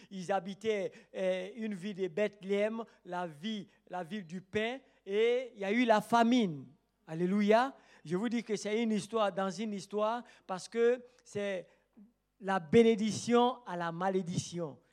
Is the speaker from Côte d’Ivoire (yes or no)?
yes; Côte d’Ivoire